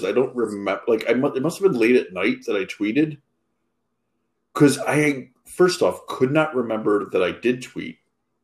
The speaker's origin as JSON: {"language": "English", "town": "Philadelphia", "region": "Pennsylvania", "country": "United States", "tie": "born or raised there", "said": "Northeast Philly is as close to suburbs basically as you can get while still being in within Philadelphia limits."}